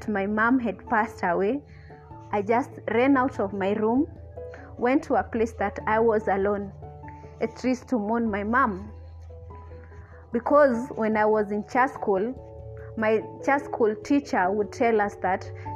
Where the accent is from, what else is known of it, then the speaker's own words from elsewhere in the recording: Gatanga, Murang'a County, Kenya; I was born in Murang'a County, raised in Gatanga.